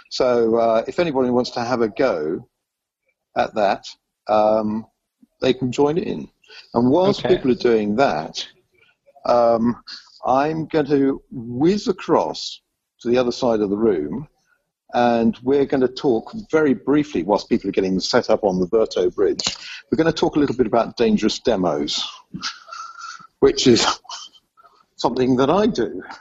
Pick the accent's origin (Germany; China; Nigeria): China; I'm … from China. All the way from China.